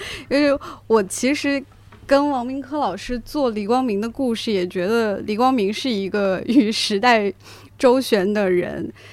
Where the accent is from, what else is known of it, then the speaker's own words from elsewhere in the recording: Huaihua, Hunan, China; 就我家乡是怀化